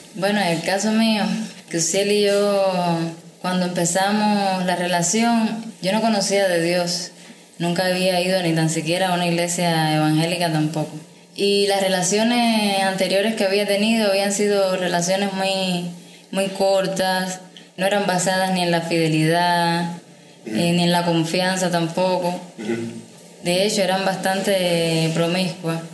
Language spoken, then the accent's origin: Spanish; Havana, Cuba; soy de La Habana